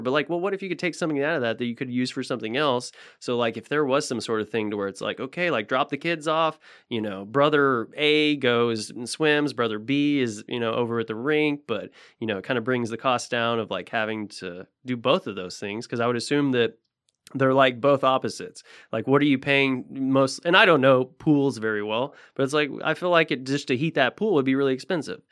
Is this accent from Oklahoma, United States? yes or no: yes; Tulsa, Oklahoma, United States; moved away; there was a few rinks in Tulsa 'cause I'm from Tulsa originally